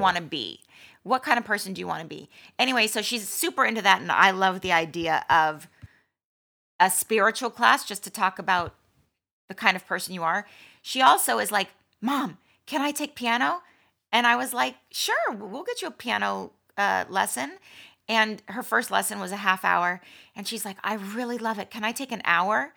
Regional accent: Malibu, California, United States; I was, um, born and raised in Malibu

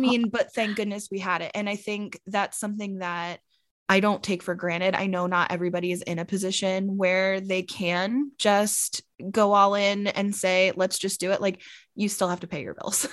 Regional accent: United States; now in Arizona, United States; originally, I'm from Maryland, Pennsylvania. but I'm currently living in Arizona, and I've actually been here for, like, half my life

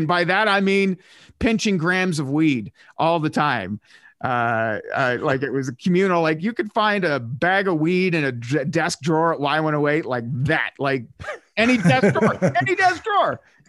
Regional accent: Canada; now in Hamilton, Canada; my hometown as an example, small town of like 4,000 people, but it's slowly being transformed into a bedroom community for Ottawa.

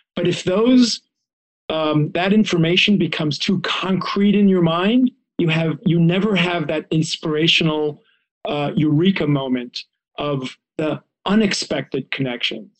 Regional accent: Israel; now in United States; I grew up in Israel

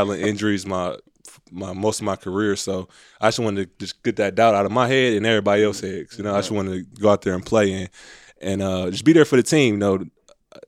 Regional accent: Milwaukee, Wisconsin, United States; moved away; growing up in Milwaukee, you know, I had like the real blue chip experience

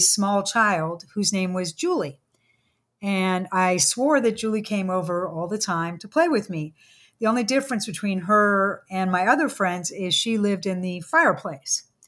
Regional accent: San Francisco, California, United States; I grew up in San Francisco, um, in the sixties

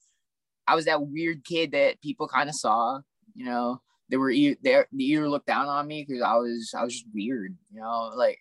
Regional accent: Alaska, United States; also born or lived in California; because I'm an immigrant. I grew up in Alaska then California, so it's like, you know, like definitely don't have any roots.

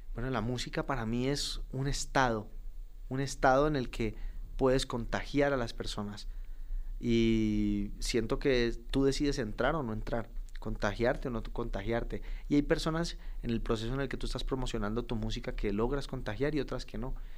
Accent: Cali, Valle del Cauca, Colombia; moved away as an adult; also born or lived in Bogotá / Pereira; now in Medellín, Colombia; Yo venía de la ciudad que soy, de Cali, buscando oportunidad en Bogotá

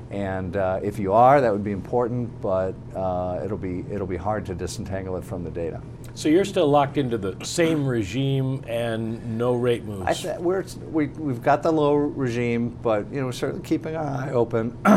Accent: Minnesota, United States; moved away; I'm originally from Minnesota

